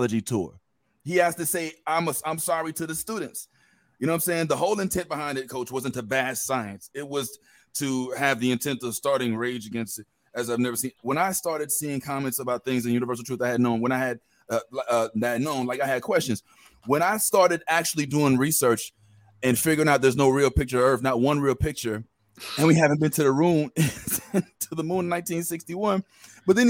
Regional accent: Missouri, United States; I'm from Missouri

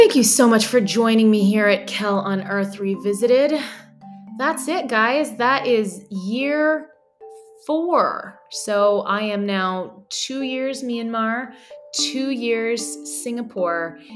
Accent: Colorado, United States; I'm from Colorado

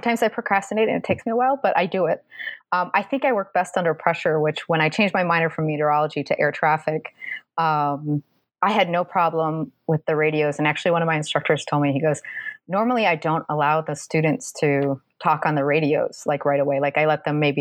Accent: Minnesota, United States; accent: Minnesotan; moved away as an adult; also born or lived in Massachusetts; now in Southern United States; I grew up in Minnesota

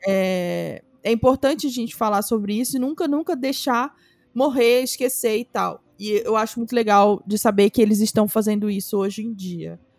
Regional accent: Rio de Janeiro, Brazil; essa foi a minha infância no Camurim, em Jacarepaguá, no Rio de Janeiro.

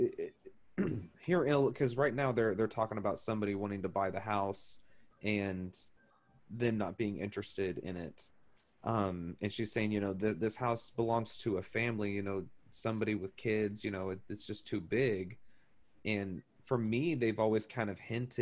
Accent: Neosho, Missouri, United States; I grew up in Neosho

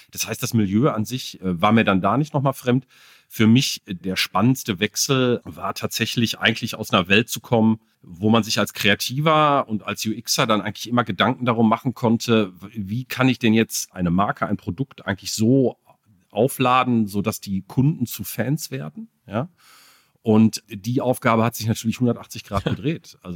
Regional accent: North Rhine-Westphalia, Germany; weil ich komme aus der Ecke, man hört der Sprachfärbung vielleicht noch mal ein bisschen an.

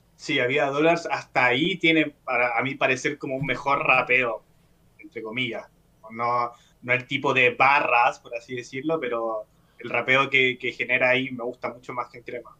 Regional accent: Chile; yo como, espectador chileno

